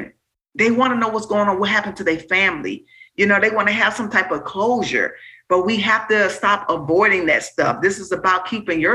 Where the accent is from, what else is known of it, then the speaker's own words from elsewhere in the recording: Miami, Florida, United States; I'm from the Liberty City, Miami, Florida